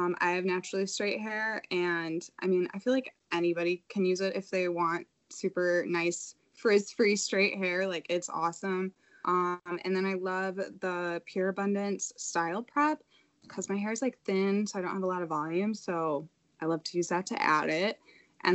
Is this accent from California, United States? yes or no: no; Illinois, United States; moved away as an adult; now in Madison, United States; I'm from Illinois originally.